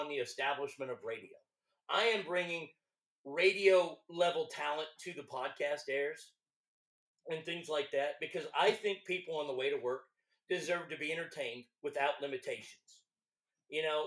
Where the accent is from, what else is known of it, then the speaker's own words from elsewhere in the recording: Texas, United States; accent: Texas; moved away as an adult; I've moved back to Texas, my home state